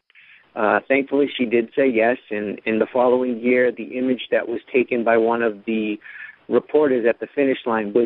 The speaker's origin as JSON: {"language": "English", "town": "North Attleboro", "region": "Massachusetts", "country": "United States", "said": "I'm from North Attleboro, Mass."}